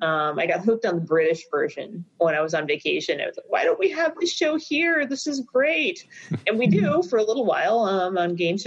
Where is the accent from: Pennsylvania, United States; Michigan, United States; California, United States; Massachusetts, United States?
Michigan, United States; Trenton; I grew up in Trenton, so down river suburbs, down near the mouth of the Detroit River and Lake Erie. So I grew up listening to Detroit radio, Canadian radio. Apparently, when I'm in Canada, my accent is sufficiently Ontario.